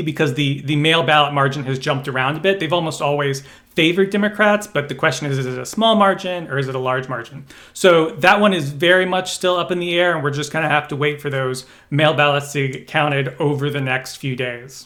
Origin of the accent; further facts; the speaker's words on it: Kentucky, United States; I was born in Kentucky